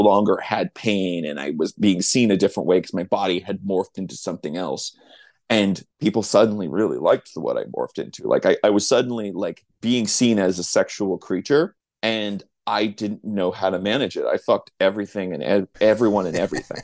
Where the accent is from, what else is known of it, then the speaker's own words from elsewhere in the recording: New Mexico, United States; I grew up in New Mexico